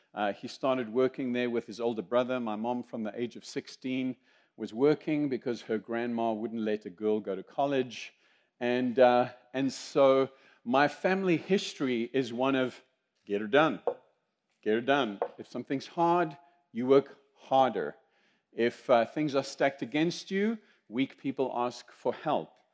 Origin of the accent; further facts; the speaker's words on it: South Africa; accent: South African; also born or lived in Zimbabwe; now in United States; I am a Zimbabwean by birth. I am South African by accent, I am American by choice, and I'm Greek by the grace of God